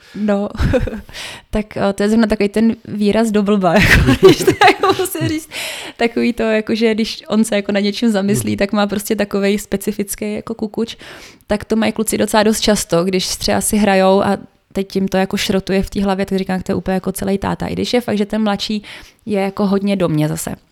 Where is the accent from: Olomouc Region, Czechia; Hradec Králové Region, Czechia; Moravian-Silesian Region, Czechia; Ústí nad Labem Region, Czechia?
Ústí nad Labem Region, Czechia; Teplice; also born or lived in Mikulov (Ore Mountains); svoje dětství, které jsme trávili vlastně v tom Mikulově protože jsme tam jezdili z Teplic na chatu